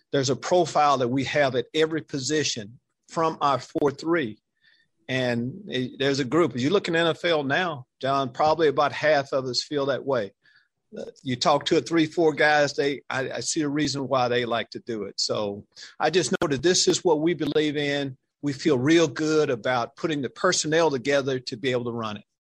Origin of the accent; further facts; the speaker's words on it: Texas, United States; you probably know I'm from this state. I'm a product of Texas high school football.